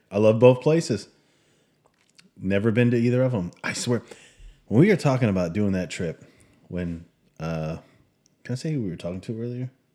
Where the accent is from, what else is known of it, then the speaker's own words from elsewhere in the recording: United States; moved away; we're American